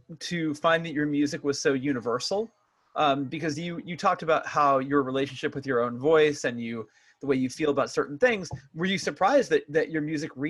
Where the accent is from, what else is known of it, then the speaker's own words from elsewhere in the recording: West Coast of California, United States; growing up on the West Coast of California